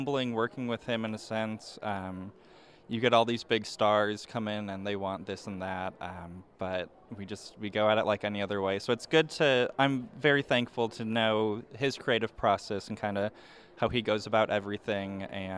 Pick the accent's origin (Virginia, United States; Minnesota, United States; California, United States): Minnesota, United States; moved away as an adult; now in Nashville, United States; I grew up in Minnesota my whole life